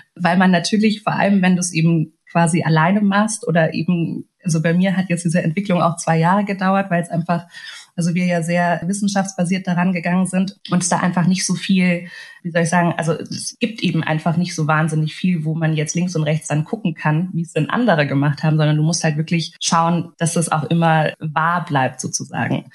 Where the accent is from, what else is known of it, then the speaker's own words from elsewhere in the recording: Munich, Bavaria, Germany; also born or lived in Hungary / Berlin; now in Munich, Germany; aufgewachsen bin ich tatsächlich relativ beschaulich im kleinen München. Komme ja ursprünglich gebürtig aus Ungarn